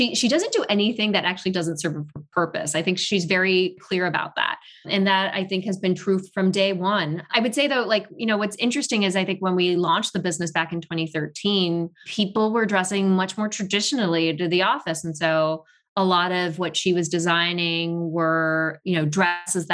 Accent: Tokyo, Japan; moved away; also born or lived in Paris, France / New York, United States; I was not born in Tokyo, but raised in Tokyo.

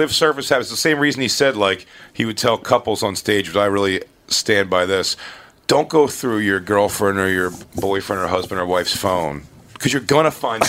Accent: Philadelphia, Pennsylvania, United States; accent: Philly; That's why I try to get rid of my Philly accent with the word water.

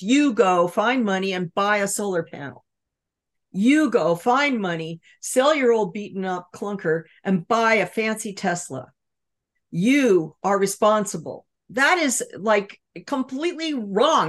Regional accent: Los Angeles, California, United States; I grew up in California surrounded by Standard Oil with oil derricks offshore pumping tar onto the beaches

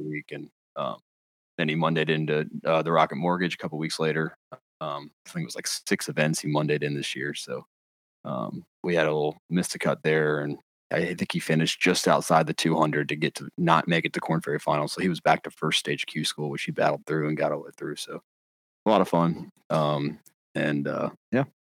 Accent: North Carolina, United States; born and raised in North Carolina.

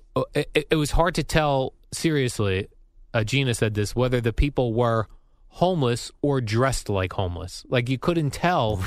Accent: Colonia, New Jersey, United States; I grew up in Colonia, New Jersey, nice little suburb

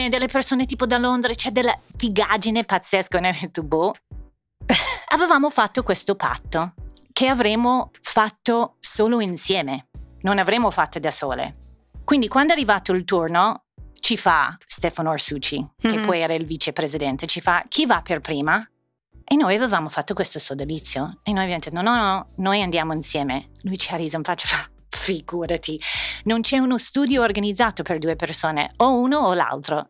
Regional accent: Indiana, United States; Italian is a second language; moved away as an adult; also born or lived in Bologna, Italy; now in Milan, Italy; venendo da Indiana e degli Stati Uniti

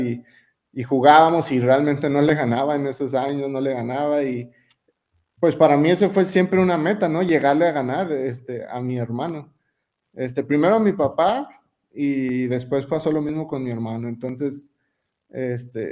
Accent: Colonia Juárez, Chihuahua, Mexico; moved away; also born or lived in Torreón, Coahuila / Aguascalientes / United States; Donde yo crecí fue en, en Casas Grandes, en las colonias, yo crecí en Colonia Juárez

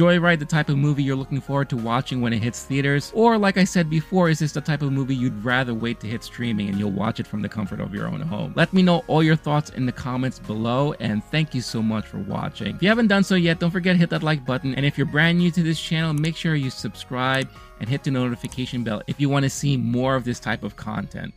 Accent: New York, United States; I grew up in America. I grew up here in New York.

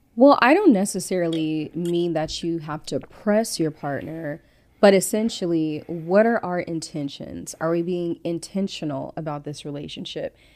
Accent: Compton / Victorville, California, United States; also born or lived in Inglewood, California; I was born in Inglewood. I grew up in Compton, California, and I was raised in Victorville, California

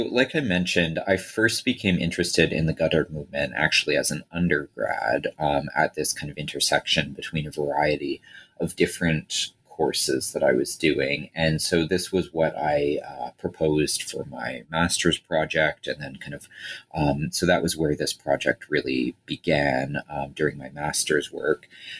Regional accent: Toronto, Ontario, Canada; as kind of a white kid growing, a white guy growing up in Toronto

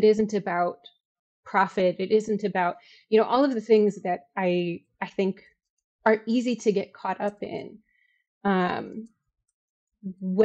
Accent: Chicago, Illinois, United States; I'm from Chicago. I taught in Chicago.

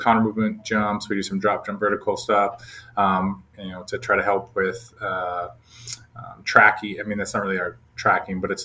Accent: Minnesota, United States; moved away as an adult; now in Dallas, United States; I grew up back in Minnesota

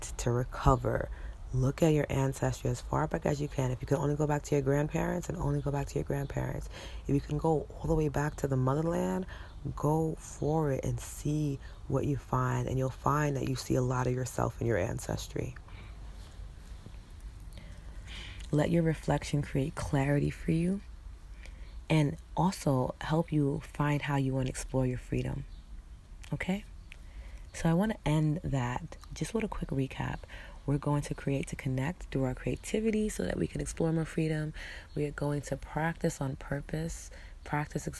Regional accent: New York City, New York, United States; She's the reason why I was born here. She's the reason why I exist. And why I'm a New Yorker through and through

